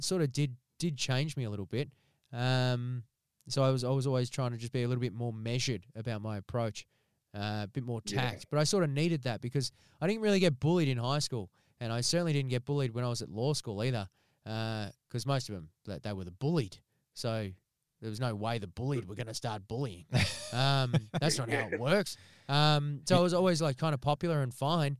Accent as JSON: {"language": "English", "country": "Australia", "said": "I'm Australian"}